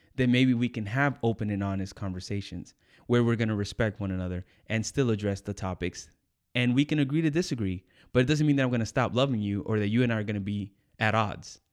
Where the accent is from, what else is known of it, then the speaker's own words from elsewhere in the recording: United States; I grew up in the States